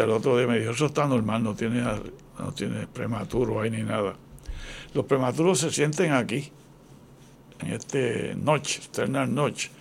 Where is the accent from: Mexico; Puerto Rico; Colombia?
Puerto Rico; Ponce; yo nací en una bajeada en Ponce, bajeada Clausel, una familia pobrecita